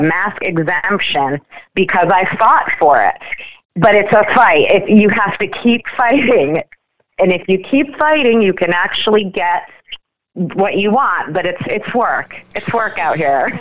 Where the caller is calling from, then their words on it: Orange County, California, United States; I'm calling from Orange County, California